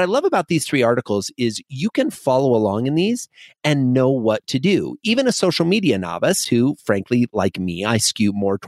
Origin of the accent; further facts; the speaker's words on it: Midwest, United States; I grew up in the Midwest.